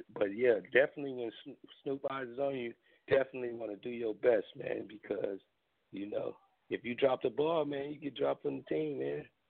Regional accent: Gardena, California, United States; Gardena in my hometown, my city

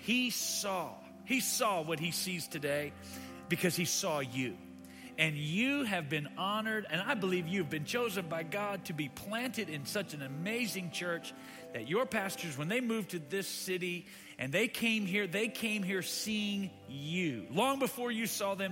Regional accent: Louisiana, United States; now in Austin, United States; I'm from Louisiana myself

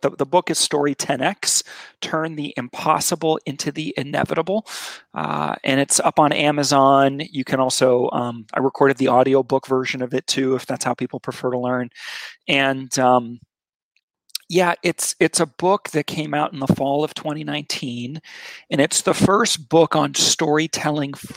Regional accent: Switzerland; moved away; I grew up in Switzerland as a kid. My father worked for Nestle, right? He ran a chocolate factory.

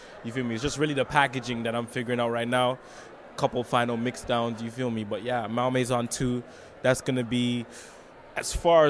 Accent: Canada; that we can't link up and be positive as Canadian musicians.

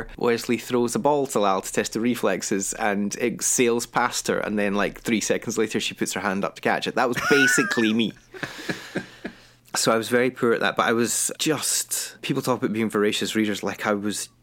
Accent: Kilwinning, Scotland, United Kingdom; also born or lived in Glasgow / Edinburgh; I grew up in a town called Kilwenning, which is in the west coast of Scotland

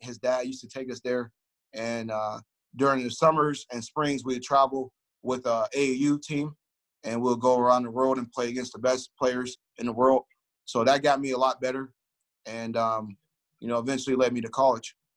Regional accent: Youngstown, Ohio, United States; I grew up in Youngstown, Ohio, which is uh, a city in between uh, Cleveland

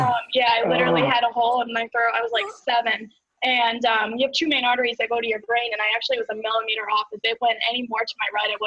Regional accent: Connecticut, United States; moved away as an adult; also born or lived in Tampa; Yeah, and I'm from Connecticut originally.

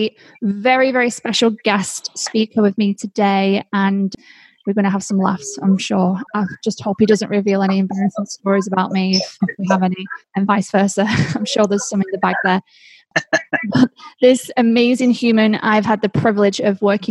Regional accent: Bury, North West England, United Kingdom; now in Florida, United States; we're both originally from Bury, which is northwest of Lancashire in England

